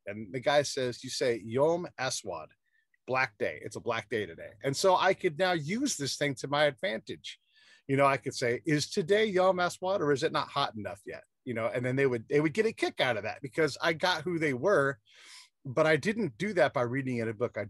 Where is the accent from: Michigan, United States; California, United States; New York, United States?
California, United States; Northern; I'm from Northern California. We say the word hella a lot